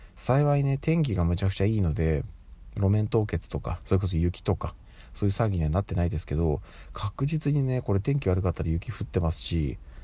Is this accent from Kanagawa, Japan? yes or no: no; Tokyo, Japan; 私はずっともう東京生まれ東京育ちでやってるので